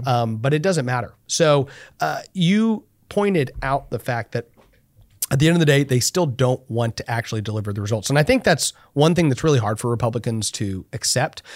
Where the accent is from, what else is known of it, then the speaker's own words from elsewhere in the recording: Texas, United States; as a Texan